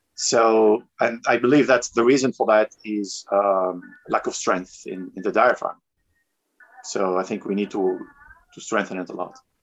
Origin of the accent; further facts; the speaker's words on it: Tunisia; also born or lived in France / South America; now in Medellin, Colombia; I'm originally from Tunisia. I was born in France and raised in Tunisia, uh, but I've been living in South America for the last um, 16